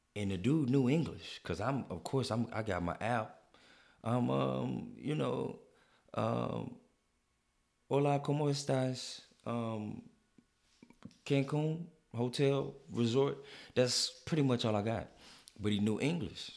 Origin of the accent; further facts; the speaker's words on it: United States; as a American in Mexico